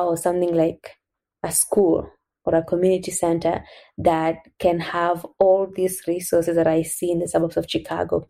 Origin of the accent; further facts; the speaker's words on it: Kenya; moved away as an adult; also born or lived in United States; So I grew up here in Kenya, and I came to America in 2012. So I was here for 18 years.